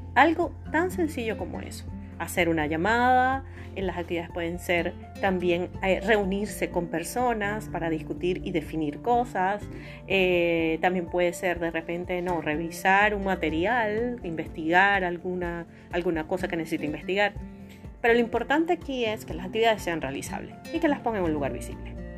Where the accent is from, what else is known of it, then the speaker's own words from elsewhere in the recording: Venezuela; aquí en mi país, en Venezuela